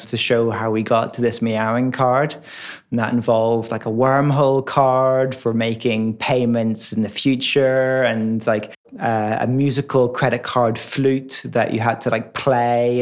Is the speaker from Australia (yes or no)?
no; Ireland; moved away as an adult; also born or lived in Dundee, Scotland; growing up in Ireland